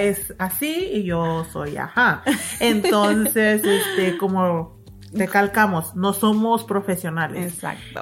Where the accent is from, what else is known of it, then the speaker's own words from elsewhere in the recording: Mexico; nosotros somos mexicanas